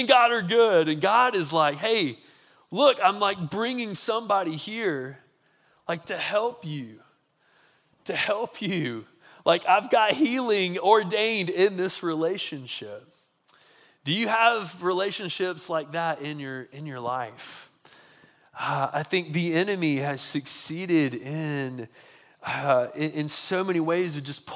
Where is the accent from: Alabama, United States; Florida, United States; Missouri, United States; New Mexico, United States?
Alabama, United States; Montgomery; I'm from Montgomery, Alabama, which is similar like demographically probably to Jackson